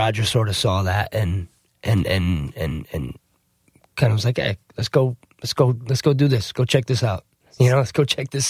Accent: New Jersey, United States; also born or lived in South Florida; I'm actually from New Jersey originally. I was born in Jersey.

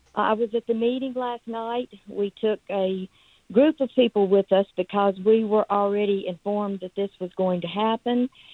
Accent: Athens, Georgia, United States; I am from Athens.

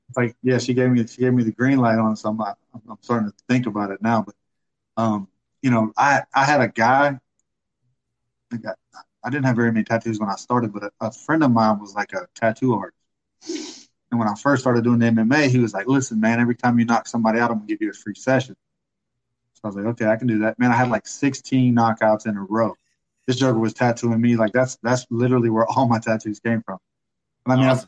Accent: Pensacola, Florida, United States; I'm from Pensacola

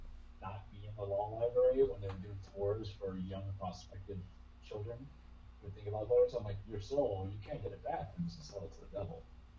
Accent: New York, United States; moved away; I'm originally from New York.

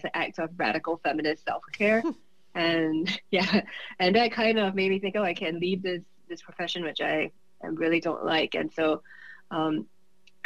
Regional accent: Singapore; moved away as an adult; also born or lived in Michigan, United States; now in United States; I'm originally from Singapore. I came to the U.S. when I was 21 to do my Ph.D.

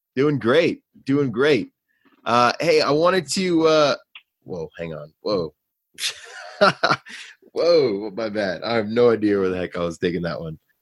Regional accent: New York City, New York, United States; moved away; I was from New York City

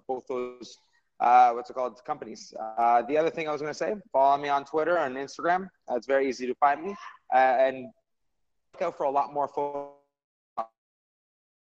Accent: Mississauga, Ontario, Canada; also born or lived in Toronto; now in Montreal, Canada; I live in Montreal, but I also live in Toronto. I was born in Mississauga

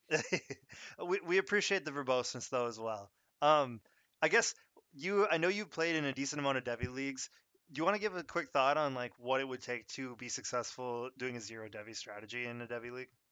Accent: Minnesota, United States; I'm actually from Minnesota

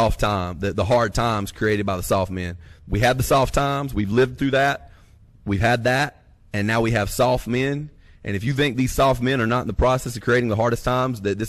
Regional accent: North Alabama, United States; now in North Mississippi, United States; we're both from North Alabama

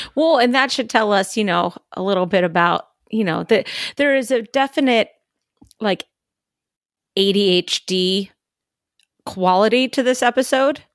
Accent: California, United States; moved away; I'm not from the South. I'm from California

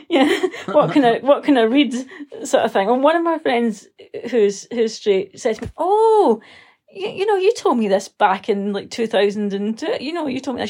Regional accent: Scotland, United Kingdom; I'm a Scottish writer

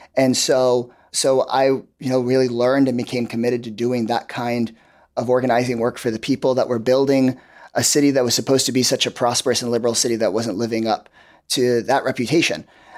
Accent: Austin, Texas, United States; coming back to Austin, coming back to my home state of Texas

